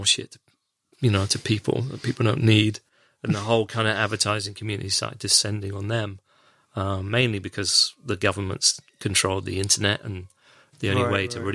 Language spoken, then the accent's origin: English; West Country, South West England, United Kingdom; moved away as an adult; also born or lived in London; I'm from the West Country